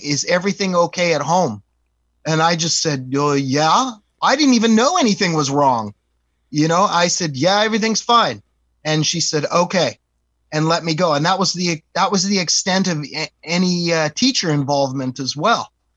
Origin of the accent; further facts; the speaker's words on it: East Coast, United States; we're from the East Coast